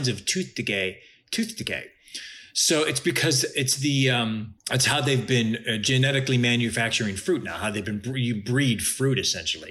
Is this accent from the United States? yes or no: yes; Cleveland, Ohio, United States; growing up in Cleveland in the 80s